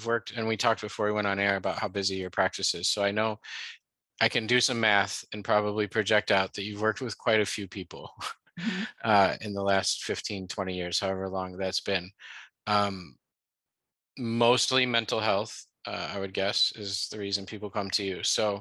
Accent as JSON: {"language": "English", "town": "Chicago", "region": "Illinois", "country": "United States", "moved": "yes", "lives_now": "California, United States", "said": "I'm from Chicago and we say pop"}